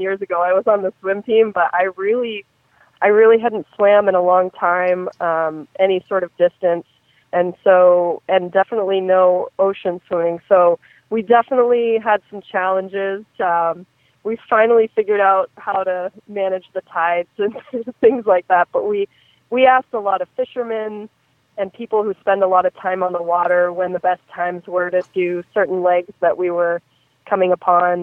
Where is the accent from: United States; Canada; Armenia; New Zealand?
United States; Maine; I'm from Maine, but I grew up summering on Idaho